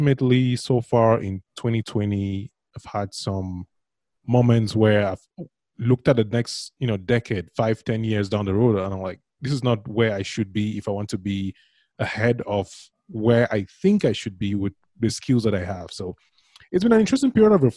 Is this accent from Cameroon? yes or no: yes; Cameroon; now in United States; I was born in Cameroon